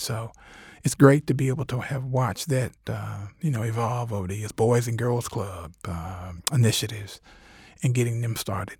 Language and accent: English; Covington, Georgia, United States; also born or lived in Atlanta; I grew up in Covington, but vowed I never wanted to go back there to practice